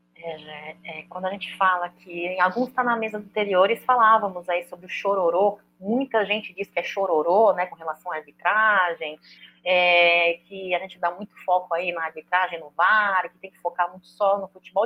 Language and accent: Portuguese; Brazil; eu não sou coreana, eu sou brasileira.